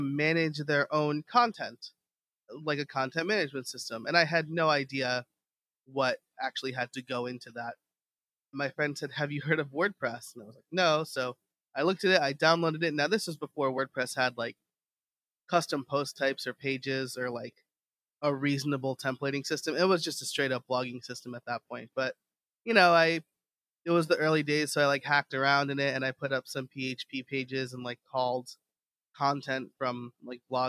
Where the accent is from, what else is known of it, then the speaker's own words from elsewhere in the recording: New York, United States; now in southeastern Pennsylvania, United States; I live in southeastern Pennsylvania, close to Philadelphia, but I'm from New York